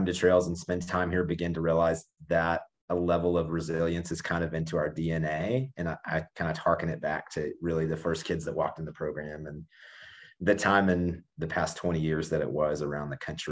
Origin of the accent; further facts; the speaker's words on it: Southeast, United States; I grew up in the Southeast